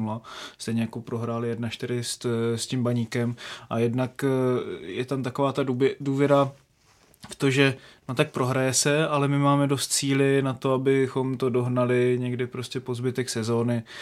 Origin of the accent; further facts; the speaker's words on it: Haná, Olomouc Region, Czechia; Já jsem z Hané